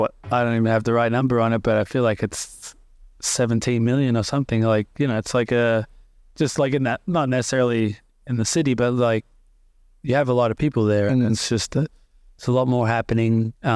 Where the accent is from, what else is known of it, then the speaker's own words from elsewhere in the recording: Australia; some come in there, they don't even know that I'm Australian